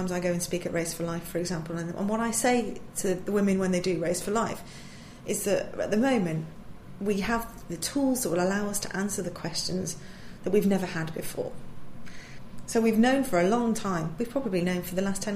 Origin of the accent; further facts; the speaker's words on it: Manchester, North West England, United Kingdom; moved away as an adult; also born or lived in Kent; I was born and raised up in Manchester